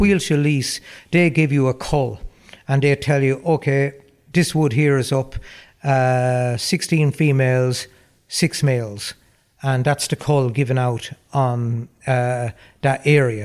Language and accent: English; Roscrea, Tipperary, Ireland; my hometown in Ross Gray, uh, the Kinnity area